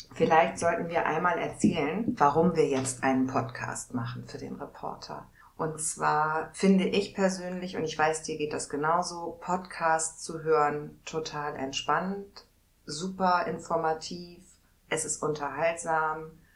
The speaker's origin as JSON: {"language": "German", "region": "Hamburg", "country": "Germany", "moved": "as an adult", "lives_now": "Neustadt, Germany", "said": "ich bin und bleibe immer Hamburgerin"}